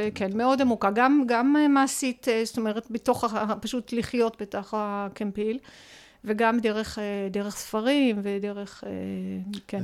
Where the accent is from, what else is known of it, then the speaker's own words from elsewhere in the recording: Sha'ar HaGolan, Northern District, Israel; גדלתי בחינוך משותף בקיבוץ. אני כן. בת קיבוץ, שער הגולן